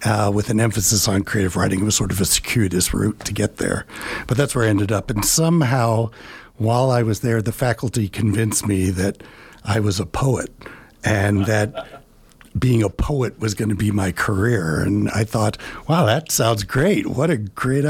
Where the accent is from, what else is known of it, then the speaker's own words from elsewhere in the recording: Dallas, Texas, United States; moved away as an adult; also born or lived in New Jersey / Upstate New York; now in Nevada County, United States; the thing I learned growing up in Dallas was that I really wanted to get out of Dallas